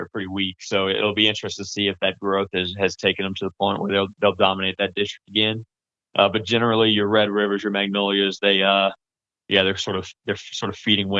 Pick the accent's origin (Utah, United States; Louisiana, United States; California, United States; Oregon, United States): Louisiana, United States; South; now in North Louisiana, United States; I'm from South Louisiana.